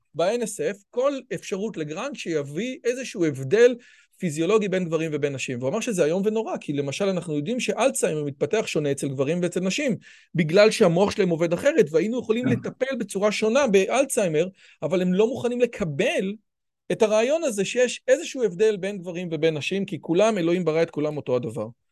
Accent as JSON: {"language": "Hebrew", "country": "Israel", "tie": "born or raised there", "said": "אני יליד הארץ, אבא שלי יליד הארץ"}